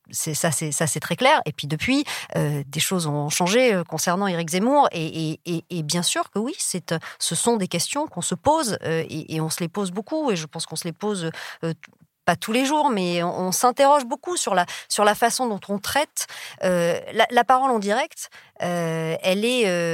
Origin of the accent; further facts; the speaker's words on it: south-west France, France; moved away as an adult; je viens du fin fond du sud-ouest, d'un village de 20 000 habitants